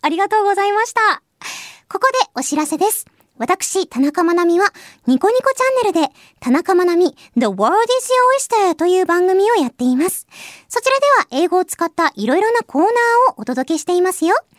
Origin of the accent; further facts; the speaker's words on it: Hiroshima, Japan; accent: Hiroshima-ben; moved away; 私と同じ広島県出身